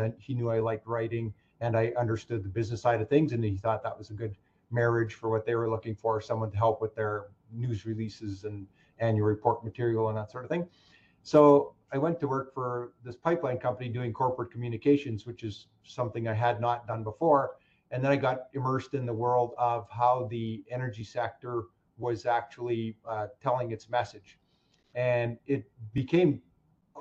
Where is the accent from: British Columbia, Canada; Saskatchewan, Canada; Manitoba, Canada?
Saskatchewan, Canada; moved away as an adult; now in Alberta, Canada; I'm from Saskatchewan, and my entire graduating class moved to Alberta